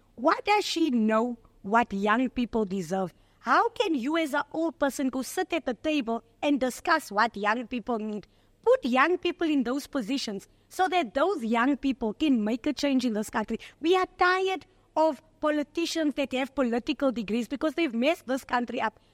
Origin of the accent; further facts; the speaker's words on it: Johannesburg, Gauteng, South Africa; I'm from Eldorado Park